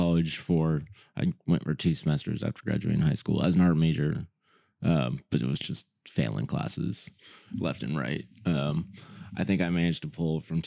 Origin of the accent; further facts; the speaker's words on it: Santa Maria, California, United States; moved away as an adult; also born or lived in Texas / Travis Air Force Base, California; now in Sacramento, United States; I'm from Santa Barbara County in Santa Maria.